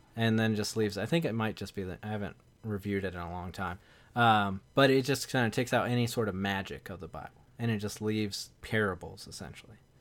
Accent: the South, United States; I'm from the South

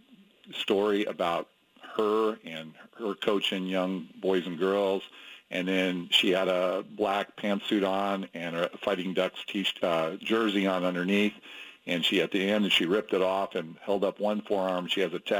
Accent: Portland, Oregon, United States; I'm from Portland

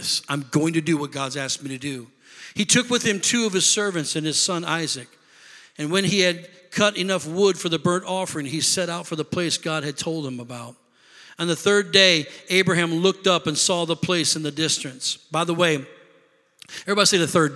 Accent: Rockford, Illinois, United States; moved away as an adult; also born or lived in Beloit, Wisconsin; now in Milwaukee, United States; we're not from here. We're from Rockford, Illinois

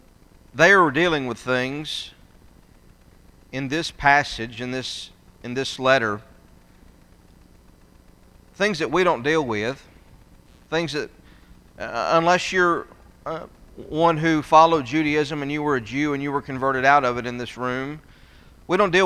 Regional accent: North Georgia, United States; I grew up in North Georgia

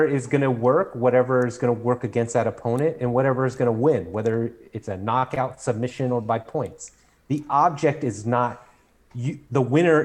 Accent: United States

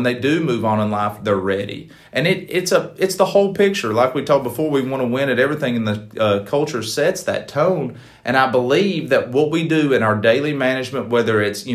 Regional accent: East Tennessee, United States; moved away as an adult; also born or lived in Huntsville, Alabama; now in Alabama, United States; near my hometown in East Tennessee

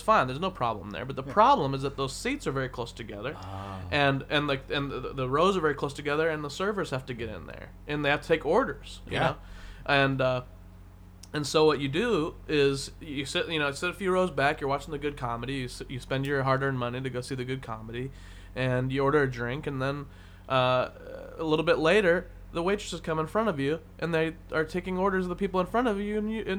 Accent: Portland, Oregon, United States; Like I'm from Portland. We have crazy weather.

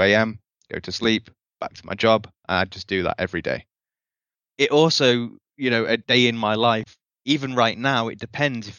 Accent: United Kingdom; now in Costa Rica; I'm a British guy in Costa Rica right now.

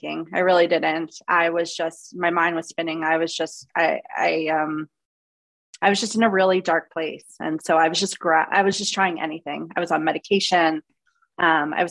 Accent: Long Island, New York, United States; I grew up in New York. I grew up on Long Island, just like so aware and conscious of my voice.

